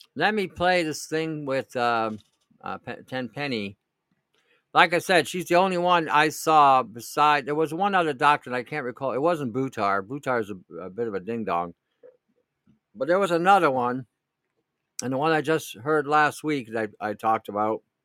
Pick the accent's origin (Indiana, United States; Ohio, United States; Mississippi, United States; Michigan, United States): Michigan, United States; Detroit; now in New York, United States; where I grew up in Detroit